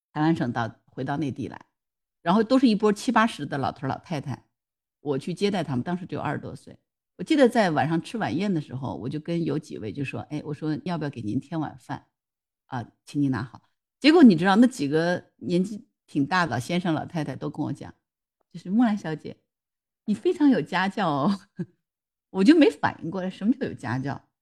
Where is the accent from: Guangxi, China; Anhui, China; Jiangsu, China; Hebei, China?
Jiangsu, China; 然后我们江苏这边不就四美扬州那个四美酱菜嘛，那也是泡菜的一种嘛。